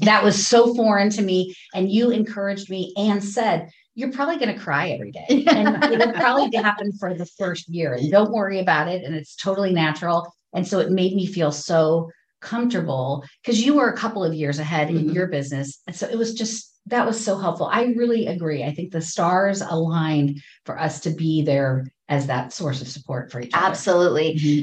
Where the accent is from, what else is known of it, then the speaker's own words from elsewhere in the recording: Ohio, United States; moved away as an adult; also born or lived in Richmond, Virginia / Boston / Los Angeles; now in Pacific Northwest, United States; I grew up in Ohio, and then I moved to Richmond, Virginia, then Boston, then Los Angeles, then here